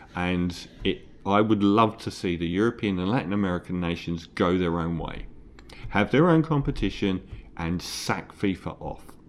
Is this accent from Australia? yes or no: no; London, United Kingdom; I'm from East Ham